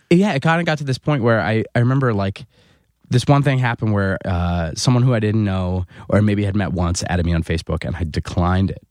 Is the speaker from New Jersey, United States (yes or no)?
yes; fifteen minutes outside of Philadelphia, New Jersey, United States; born or raised there; moved away as an adult; also born or lived in Chicago